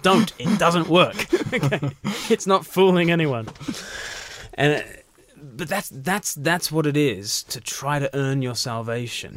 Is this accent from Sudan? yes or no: no; Australia; I was born far from the mother country